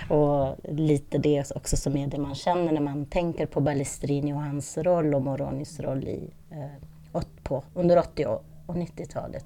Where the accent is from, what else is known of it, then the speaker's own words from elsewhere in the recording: Italy; moved away as an adult; also born or lived in Lund, Sweden; now in Stockholm, Sweden; flyttade jag med min familj då, som har italienskt påbrå, till Italien när jag var nio år